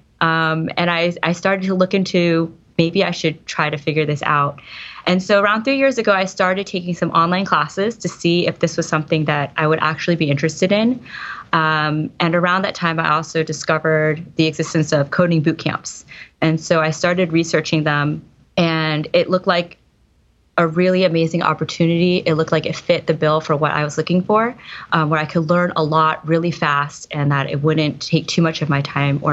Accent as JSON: {"language": "English", "region": "East Coast", "country": "United States", "moved": "yes", "lives_now": "Silicon Valley, United States", "said": "I live in Silicon Valley now. I'm originally from the East Coast."}